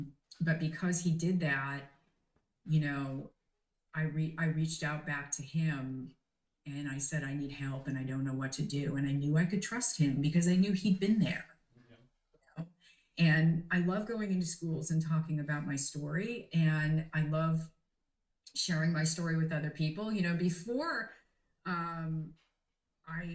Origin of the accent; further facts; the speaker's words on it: Canada; moved away; I'm Canadian and I wasn't able to go home and see my family.